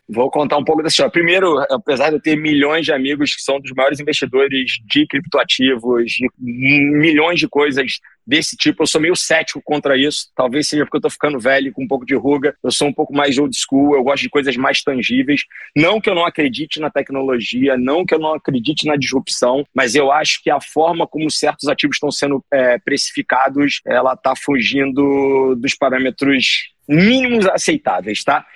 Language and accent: Portuguese; Rio de Janeiro, Brazil; nasci e criado na Tijuca